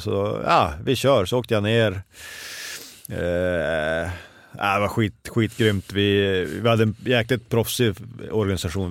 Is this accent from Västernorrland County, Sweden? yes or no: yes; Örnsköldsvik, Västernorrland County, Sweden; moved away; hemma i Övik